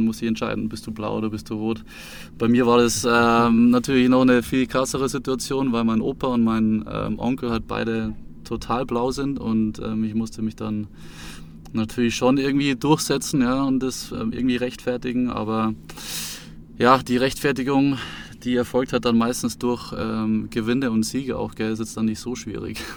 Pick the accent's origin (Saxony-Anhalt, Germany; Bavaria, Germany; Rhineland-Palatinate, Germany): Bavaria, Germany; Munich; ich wohne seit 2010 in München und ähm, seit ich sieben Jahre alt bin